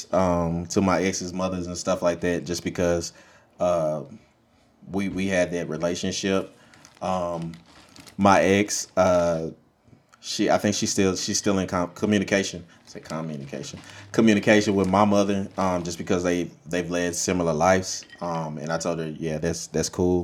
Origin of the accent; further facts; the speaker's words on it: Monroe, Louisiana, United States; now in Dallas, United States; I'm from Monroe, Louisiana originally